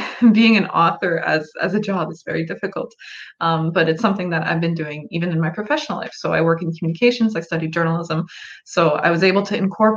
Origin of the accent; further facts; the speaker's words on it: Canada; I am a Canadian author, so just across the border. And yes, it is a little bit colder up here in Canada.